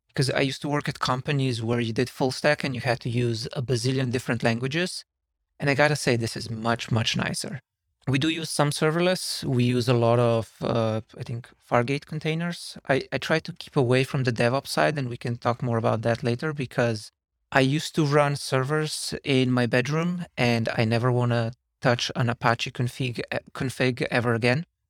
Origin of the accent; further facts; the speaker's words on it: Slovenia; moved away as an adult; now in San Francisco, United States; I'm originally from Slovenia, and I've been in San Francisco now for almost seven years.